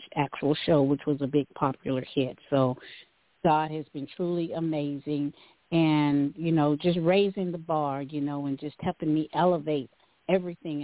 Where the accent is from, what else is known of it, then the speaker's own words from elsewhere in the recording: Tyler, Texas, United States; now in Dallas, United States; I am originally from Tyler, raised out on Highway 14 in the community called Shady Grove